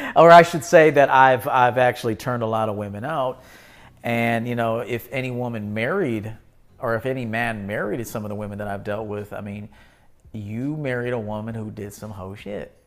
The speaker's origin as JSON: {"language": "English", "town": "Chicago", "region": "Illinois", "country": "United States", "said": "I'm from Chicago"}